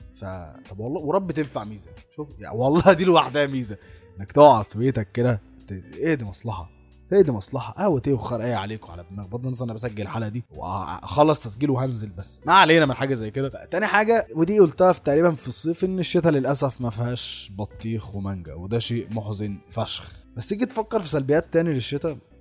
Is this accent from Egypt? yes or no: yes; Egypt; عندنا في مصر